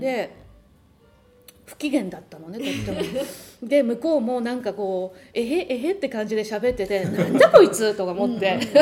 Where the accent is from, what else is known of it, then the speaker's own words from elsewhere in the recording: Japan; now in United States; 日本人なんで